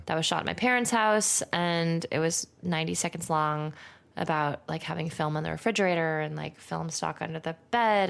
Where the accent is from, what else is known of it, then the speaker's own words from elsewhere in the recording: Santa Monica, California, United States; I'm from Santa Monica